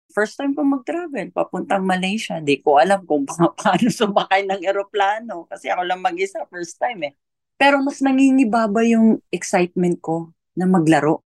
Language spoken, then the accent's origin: Tagalog; Argao, Central Visayas, Philippines; Sa hometown ko, sa Argao, Cebu